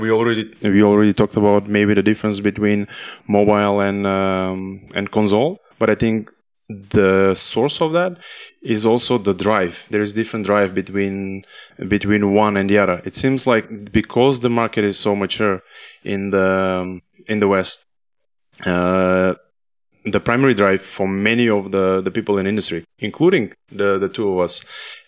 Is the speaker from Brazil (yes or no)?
no; North Macedonia; I come from Macedonia